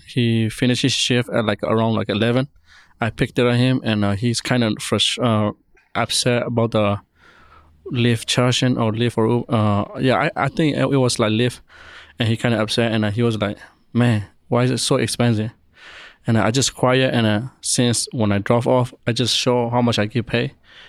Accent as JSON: {"language": "English", "country": "Myanmar", "moved": "yes", "lives_now": "Denver, United States", "said": "I'm from Myanmar. They used to call Burma before."}